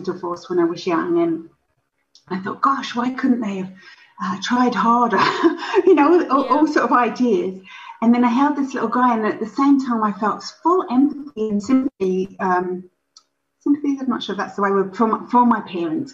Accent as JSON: {"language": "English", "country": "United Kingdom", "moved": "as an adult", "lives_now": "Canada", "said": "I am a Brit living in Canada, and I actually came to Canada backpacking and never went home"}